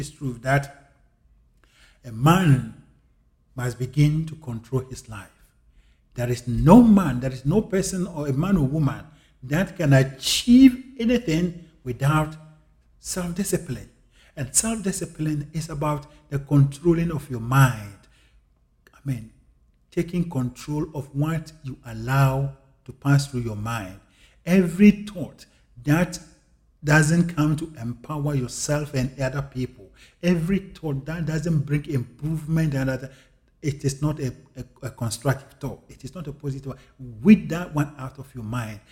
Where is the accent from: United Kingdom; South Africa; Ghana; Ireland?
Ghana; moved away; I was born and I grew up in Africa, in Ghana